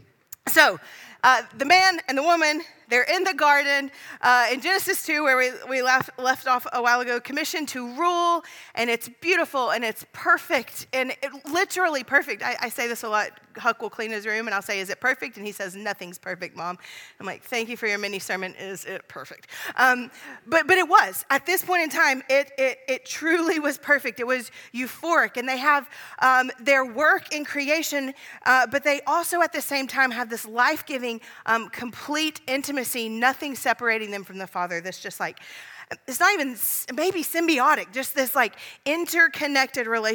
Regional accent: the South, United States; I'm from the South

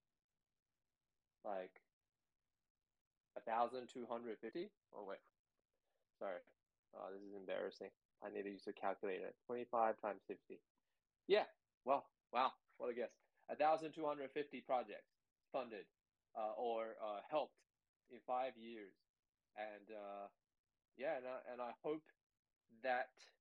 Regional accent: Sydney, New South Wales, Australia; I grew up in Sydney.

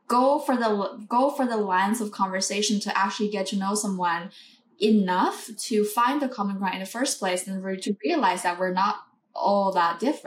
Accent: Beijing, China; moved away as an adult; also born or lived in North America / Europe; I was born and raised in Beijing.

